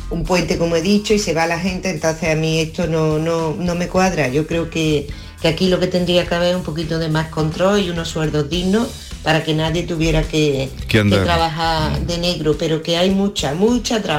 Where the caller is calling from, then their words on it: Córdoba, Andalusia, Spain; Buenos días … de Córdoba.